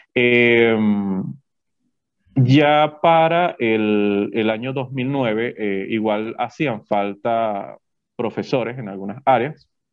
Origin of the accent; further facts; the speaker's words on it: Yaracuy, Venezuela; como todo muchacho que quizás viene del interior